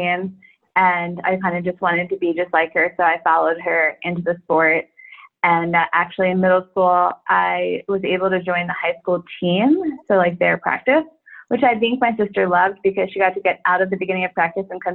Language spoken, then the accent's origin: English; New York, United States; I'm from New York